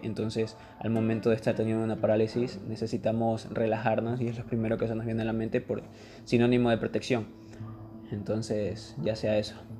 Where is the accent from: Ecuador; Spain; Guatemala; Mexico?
Ecuador; acá en mi país, en Ecuador